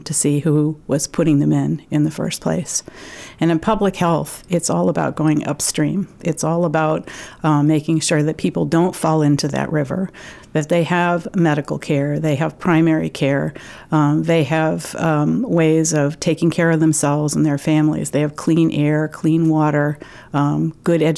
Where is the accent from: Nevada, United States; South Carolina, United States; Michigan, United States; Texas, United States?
Michigan, United States; moved away as an adult; also born or lived in Houston; now in Maine, United States; I'm actually from Michigan and grew up there as the daughter of a pediatrician